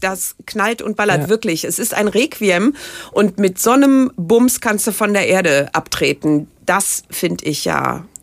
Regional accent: Rhineland, Germany; vielleicht ist das auch das Rheinländische äh, bei mir

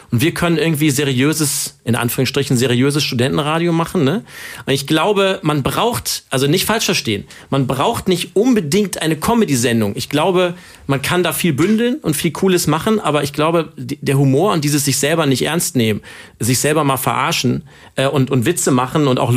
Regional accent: Cologne, North Rhine-Westphalia, Germany; Ich habe euch heute mitgenommen in meine Heimatstadt Köln.

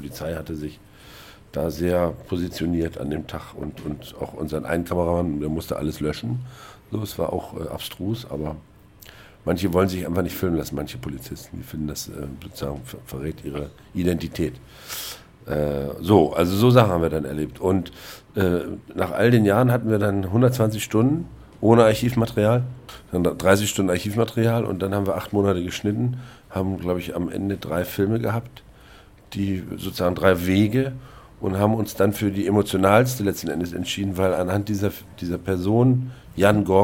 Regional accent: East Germany, Germany; Als Ossi war mir das nicht klar.

